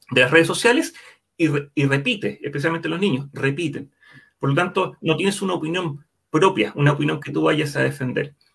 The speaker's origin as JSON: {"language": "Spanish", "country": "Chile", "said": "Yo como chileno estoy orgulloso"}